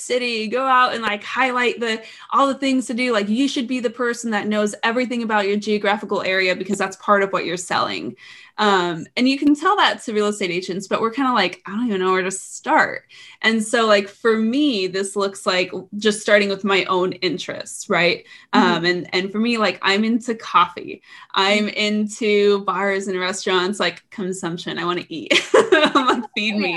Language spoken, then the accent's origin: English; Phoenix, Arizona, United States; growing up in Phoenix, cause I'm from here too, like four generations here.